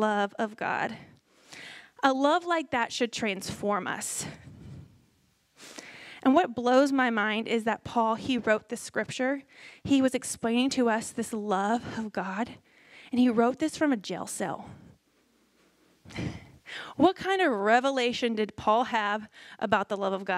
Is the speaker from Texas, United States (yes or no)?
yes; Houston, Texas, United States; moved away; Where I'm from, I'm Houston area in Texas